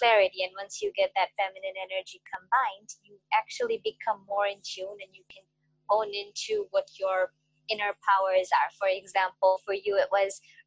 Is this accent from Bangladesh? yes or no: yes; Bangladesh; I'm from Bangladesh